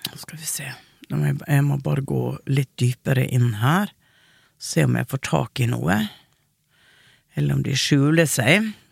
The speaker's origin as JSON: {"language": "Norwegian", "town": "Hareid", "region": "Møre og Romsdal", "country": "Norway", "said": "Jeg er fra Hareid"}